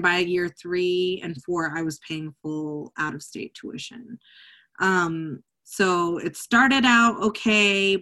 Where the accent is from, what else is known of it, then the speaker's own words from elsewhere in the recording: Kentucky, United States; moved away as an adult; also born or lived in Illinois; I was born and raised in Kentucky. I was a Kentucky resident.